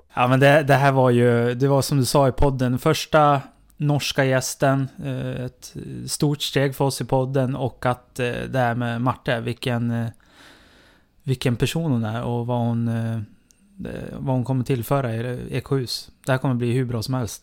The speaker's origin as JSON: {"language": "Swedish", "country": "Sweden", "said": "jag kan ju bara se på mig som svensk"}